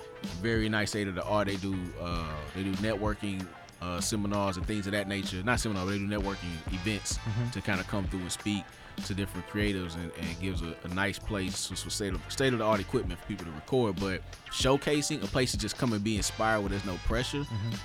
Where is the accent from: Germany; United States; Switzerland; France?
United States; Nashville, Tennessee; moved away as an adult; also born or lived in Dallas, Texas; I'm from Nashville, born, bred, but lived in Dallas for 14 years